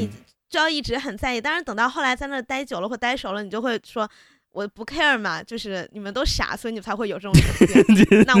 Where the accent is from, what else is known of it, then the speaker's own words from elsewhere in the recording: Beijing, China; accent: northern / Beijing; also born or lived in Taiwan; 我在台湾上学的时候，因为我的口音或什么一看就一听就是个北方人或北京人嘛